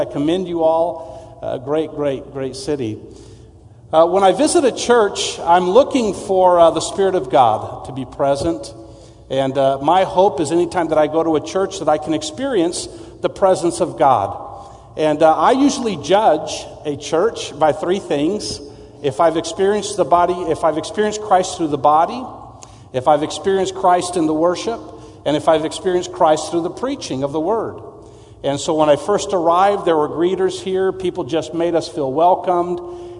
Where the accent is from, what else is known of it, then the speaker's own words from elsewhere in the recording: Mexico; also born or lived in McAllen, United States / San Antonio, United States; I'm actually originally from Texas. I was born in McAllen, Texas, San Juan, which is right outside of McAllen. And my parents were missionaries. I grew up in Mexico